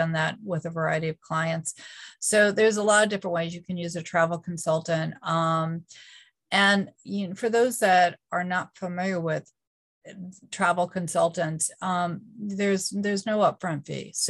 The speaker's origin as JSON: {"language": "English", "region": "Northeast", "country": "United States", "moved": "yes", "lives_now": "North Carolina, United States", "said": "Yeah, so I am from the Northeast, uh, but I live"}